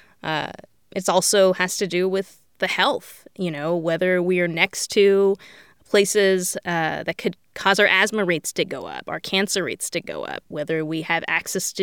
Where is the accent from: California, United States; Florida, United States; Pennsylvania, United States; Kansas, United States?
California, United States; Bay Area; I grew up in the Bay Area